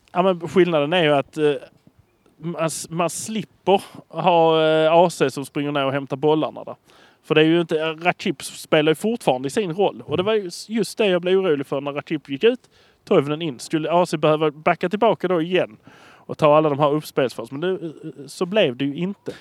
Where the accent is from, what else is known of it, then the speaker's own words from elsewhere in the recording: Malmö, Skåne, Sweden; vi är från Malmö